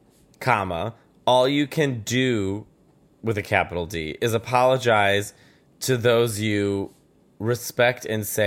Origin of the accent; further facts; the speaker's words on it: New York, United States; As a New Yorker